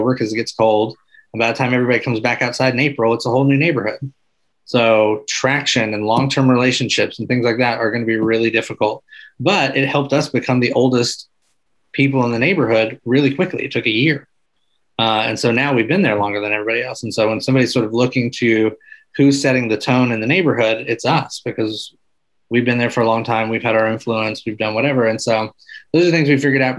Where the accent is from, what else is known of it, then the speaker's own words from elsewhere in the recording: Arkansas, United States; moved away; also born or lived in Michigan; I grew up in Arkansas